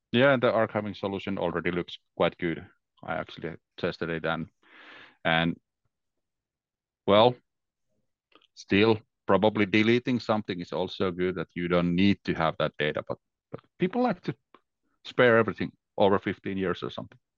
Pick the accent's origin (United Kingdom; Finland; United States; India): Finland; English is a second language; I'm from Finland, so it's December. It's very dark here